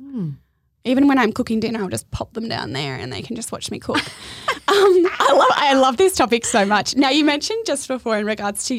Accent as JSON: {"language": "English", "town": "Adelaide", "region": "South Australia", "country": "Australia", "said": "I moved up here from Adelaide, so like country bumpkin, into the big smoke, thinking that surfer's paradise was going to be my goal."}